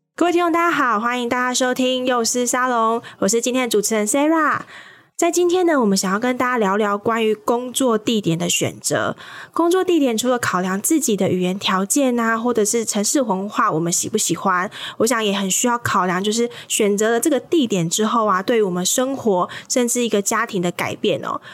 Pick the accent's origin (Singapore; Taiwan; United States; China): Taiwan; Kaohsiung; 我们家乡高雄